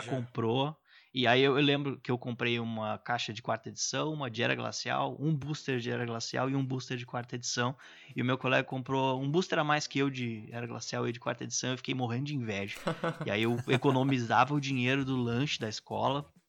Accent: Pelotas, Rio Grande do Sul, Brazil; eu sou do interior do Rio Grande do Sul, sou de Pelotas

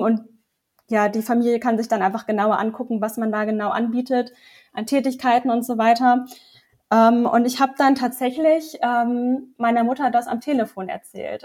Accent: Lower Saxony, Germany; now in Bavaria, Germany; komme eigentlich aus Niedersachsen und wohne jetzt zurzeit

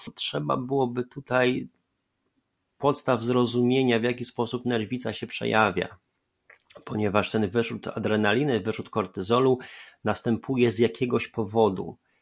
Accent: Poland; born or raised there

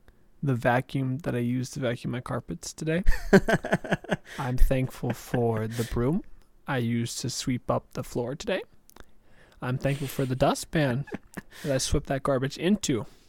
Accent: Germany; No, I'm from Germany.

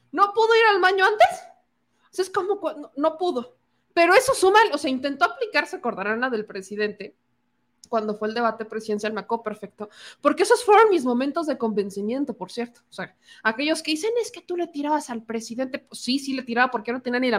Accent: Coahuila, Mexico; Si son de Coahuila, pónganme aquí, yo soy de Coahuila y el debate ganó tal o no me gustó o lo que ustedes quieran.

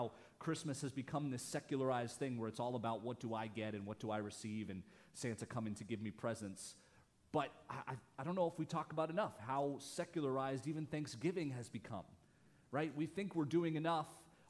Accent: Canada; moved away; I grew up in Canada, from Canada originally. My mom's American, my dad's Canadian, so I got the sweet old dual citizenship thing going on.

